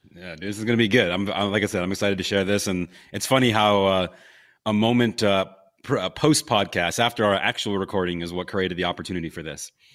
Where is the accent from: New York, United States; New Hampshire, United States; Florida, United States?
New York, United States; Buffalo; moved away as an adult; also born or lived in Los Angeles / Pensacola; twenty years of growing up in Buffalo, New York